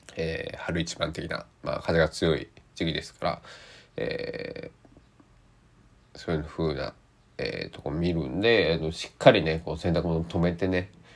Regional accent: Kochi, Japan; 僕の地元高知県内

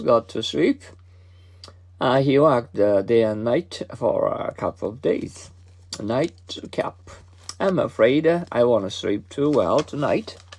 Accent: Mie, Japan; English is a second language; now in Kobe, Japan; I've just uh, come from my hometown

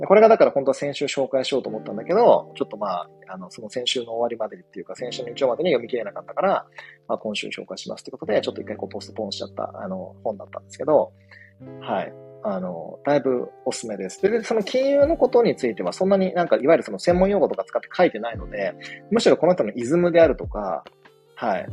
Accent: Shikoku, Japan; 僕と同じね、四国出身

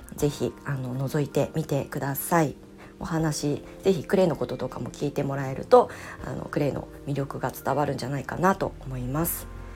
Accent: Ibaraki, Japan; 私は茨城県の出身で子供の時はまあ祖父母えーと、私は結構大家族

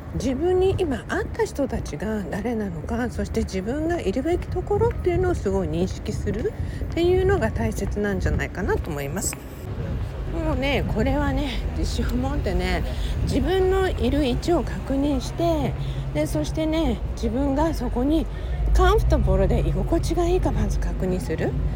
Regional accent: Okinawa, Japan; moved away as an adult; now in Los Angeles, United States; 沖縄生まれ沖縄育ちでねいまあ、未だに人生の中では沖縄で生活した年数の方がもちろん長い

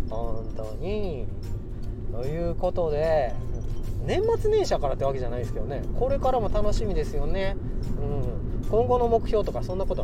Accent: Kansai, Japan; accent: Kansai; moved away; 僕関西人もともと関西人でついにね関西にいる時間よりもちょっと関西から出た時間の方が長いんでもう最近関西弁抜けちゃってて困ってるんですけど

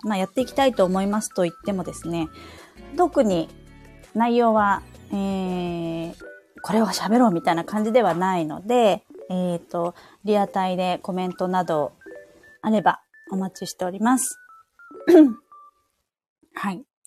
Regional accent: Saitama, Japan; moved away as an adult; also born or lived in Hiroshima Prefecture; now in Sapporo, Japan; 私はもともとあの本州出身、あの埼玉、実家が埼玉なんですけれども

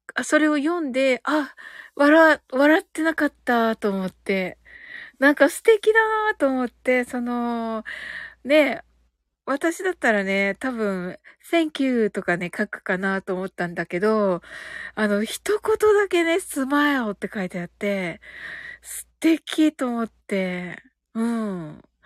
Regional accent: Kyushu, Japan; also born or lived in Canada; 私ね、九州人なんでね

